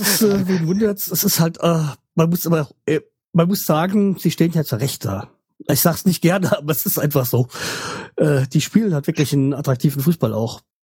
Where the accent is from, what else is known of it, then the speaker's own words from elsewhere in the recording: Frankfurt, Hesse, Germany; als Frankfurter